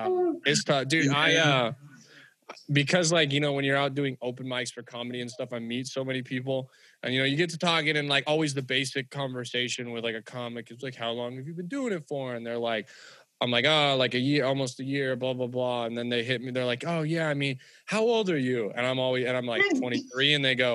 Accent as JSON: {"language": "English", "region": "California", "country": "United States", "said": "Because I'm white and I'm from California"}